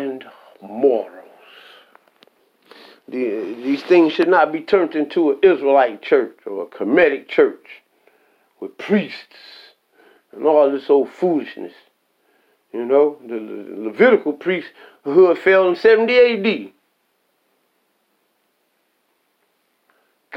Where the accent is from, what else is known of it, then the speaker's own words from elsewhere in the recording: United States; I'm American